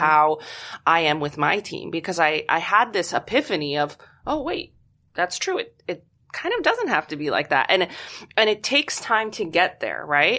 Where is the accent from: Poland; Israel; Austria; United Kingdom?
Poland; moved away; I'm originally from Poland